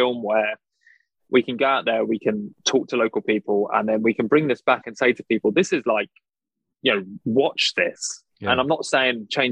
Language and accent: English; United Kingdom; I'm British